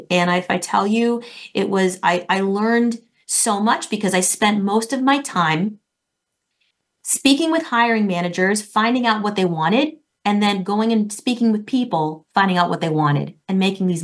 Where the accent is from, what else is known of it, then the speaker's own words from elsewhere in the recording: Florida, United States; moved away as an adult; also born or lived in New York City; I'm from Florida